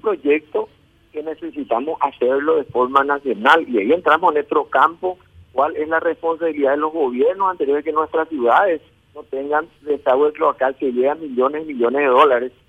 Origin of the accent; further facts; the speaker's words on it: Paraguay; como ciudadano paraguayo